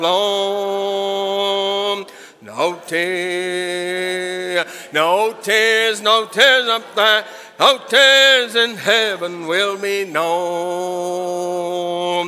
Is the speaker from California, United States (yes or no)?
no; Hope, Arkansas, United States; I grew up in a congregation out in Arkansas, southwest Arkansas. I was born in Hope